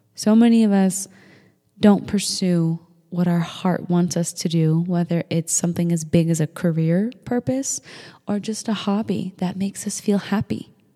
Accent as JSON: {"language": "English", "town": "Manchester", "region": "New Hampshire", "country": "United States", "tie": "born or raised there", "said": "we grew up in Manchester, New Hampshire"}